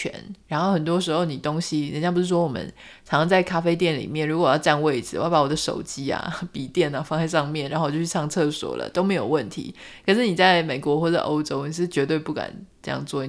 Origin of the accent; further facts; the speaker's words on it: Pingtung, Pingtung County, Taiwan; now in Taipei, Taiwan; 我突然发现，我们是一个屏东人被台北人问问题，